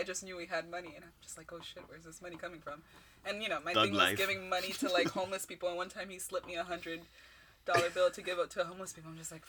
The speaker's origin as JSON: {"language": "English", "town": "Miami", "region": "Florida", "country": "United States", "tie": "born or raised there", "said": "I'm 26 years old. I'm an Aquarius. I'm also a little brown girl. I'm Haitian. Born and raised in Miami."}